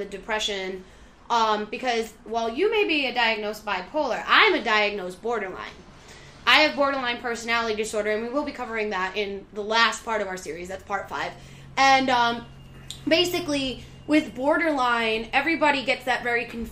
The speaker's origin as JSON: {"language": "English", "region": "New York", "country": "United States", "said": "we're from New York."}